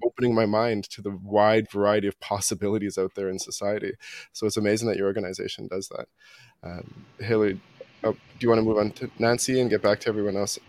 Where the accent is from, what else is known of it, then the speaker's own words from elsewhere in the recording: Toronto, Ontario, Canada; I grew up in Toronto. I grew up in North York.